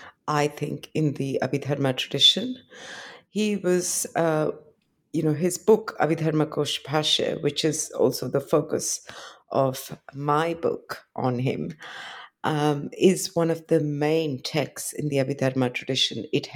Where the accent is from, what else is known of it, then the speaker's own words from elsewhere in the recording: India; I come from India, but I was trained. I did my PhD in the West. I did my first 2 degrees in Delhi.